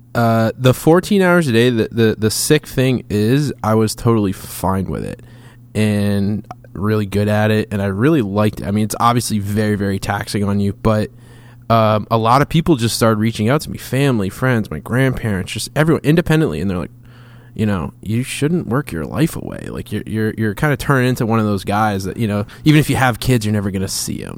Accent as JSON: {"language": "English", "region": "Massachusetts", "country": "United States", "said": "I'm from Massachusetts"}